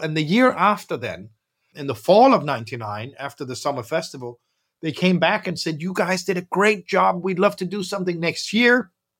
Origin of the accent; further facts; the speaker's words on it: Copenhagen, Capital Region of Denmark, Denmark; I grew up here in Copenhagen, mixed parents.